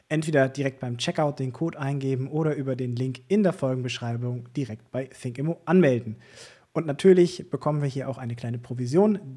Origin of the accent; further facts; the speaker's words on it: Hamburg, Germany; über mich als Hamburger, ne?